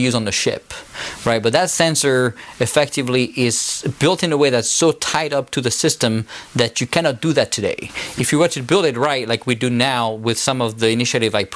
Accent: France; accent: French; now in United States; my French accent

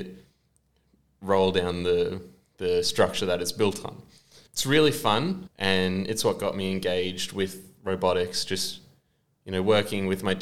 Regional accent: Sunshine Coast, Queensland, Australia; I'm from the Sunshine Coast.

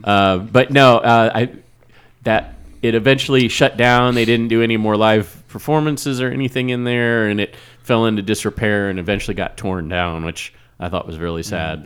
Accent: Wichita, Kansas, United States; where I grew up in Wichita

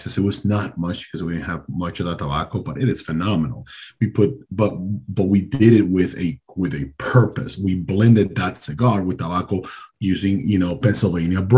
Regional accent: Dominican Republic; moved away; I am from the Caribbean

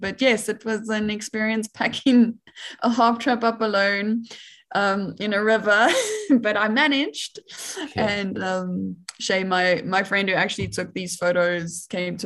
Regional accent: Johannesburg, Gauteng, South Africa; I am South African. Like, I was born and raised in Johannesburg in the city

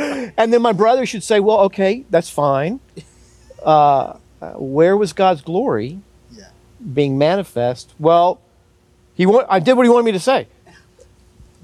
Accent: United States; as another American

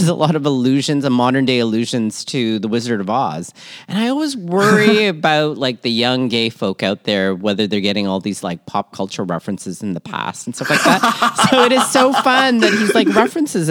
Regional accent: Toronto, Ontario, Canada; born or raised there; also born or lived in Manila, Philippines

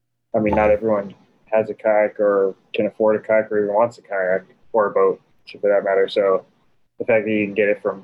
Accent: Salinas, California, United States; when I was a kid, I grew up in Salinas

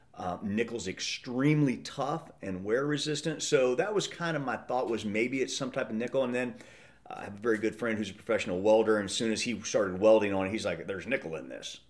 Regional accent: Midwest, United States; I grew up in the Midwest and hunting and fishing

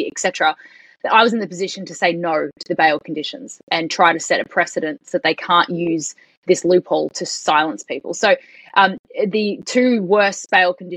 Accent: Australia

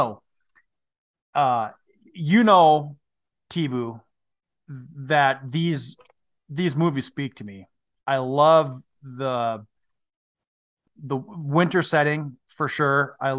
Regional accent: Minnesota, United States; I am from Northern Minnesota, the Canadian border.

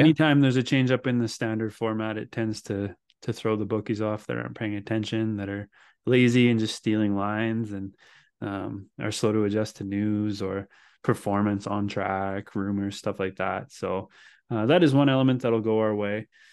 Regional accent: Canada; as a Canadian

